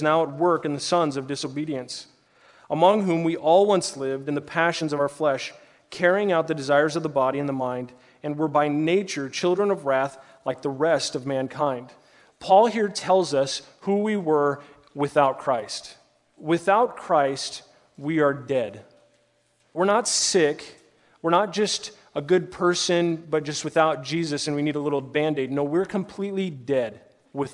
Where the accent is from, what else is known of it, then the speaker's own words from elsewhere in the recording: Omaha, Nebraska, United States; moved away; I grew up in Omaha